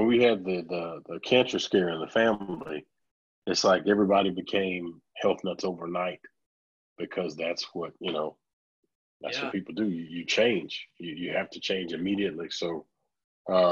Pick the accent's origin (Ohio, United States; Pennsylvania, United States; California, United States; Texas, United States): Texas, United States; Orange; moved away as an adult; now in Dallas, United States; I moved away from Orange, Texas, and I moved out to Dallas